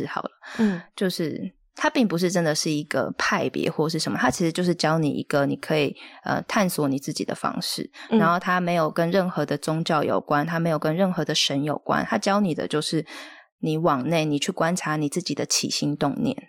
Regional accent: Hualien, Hualien County, Taiwan; also born or lived in Taipei; 我那时候是本来就要去打工度假，然后我从台北搬回花莲，然后想说啊，暑假也没事，就打个工好了

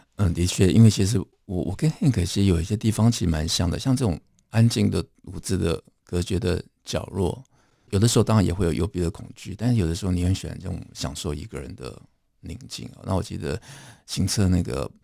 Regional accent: Taipei, Taiwan; 我出生地方是双连，那离大稻城这个范围本来就不远

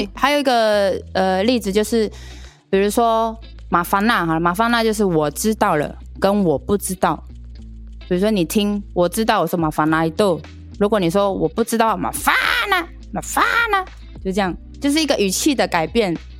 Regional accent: Taiwan; first language Amis; 我们母语阿美族语

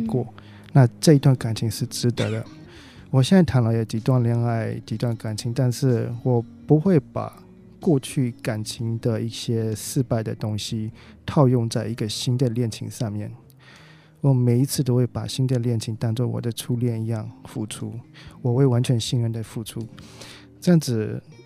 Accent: Hong Kong; 我是来自香港的

